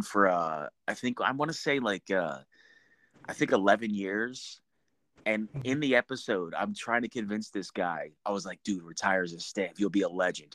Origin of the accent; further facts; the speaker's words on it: New Jersey, United States; I'm from New Jersey, so I'm, you know, my mom is that typical, you know, Jersey mom